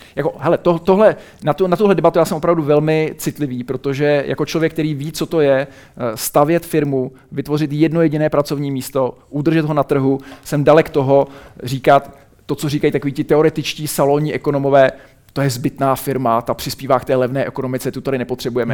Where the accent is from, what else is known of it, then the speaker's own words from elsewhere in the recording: Czechia; pocházím z České republiky a žiji tady